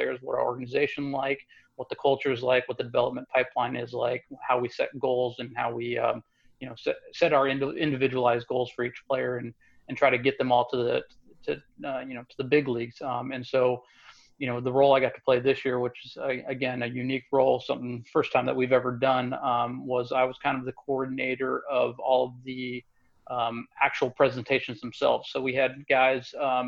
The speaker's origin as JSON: {"language": "English", "town": "Modesto", "region": "California", "country": "United States", "tie": "born or raised there", "also_born_or_lived": "Santo Domingo, Dominican Republic", "moved": "as an adult", "said": "born and raised in Modesto, Central Valley Kid"}